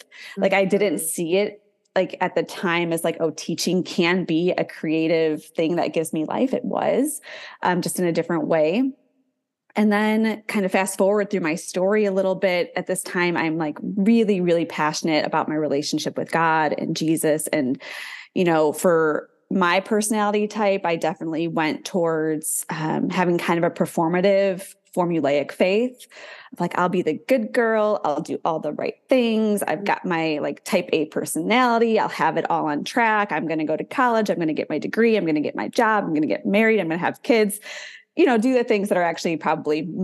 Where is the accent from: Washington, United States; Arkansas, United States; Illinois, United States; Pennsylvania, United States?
Illinois, United States; north of Chicago; moved away as an adult; also born or lived in Southern Alabama; I didn't know anybody in the military growing up. I'm from north of Chicago